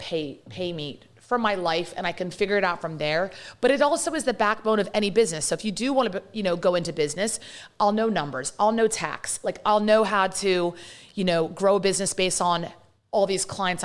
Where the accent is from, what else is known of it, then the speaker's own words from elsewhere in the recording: London, United Kingdom; accent: British; now in United States; I'm born and raised in London, and my parents brought us here